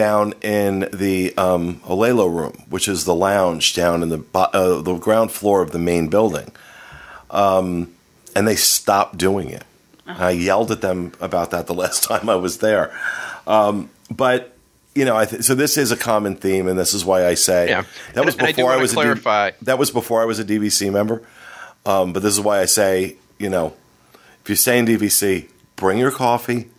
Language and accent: English; Ocean Grove, New Jersey, United States; I grew up on the Jersey Shore. That's home for me, a little town called Ocean Grove, which is right next to Asbury Park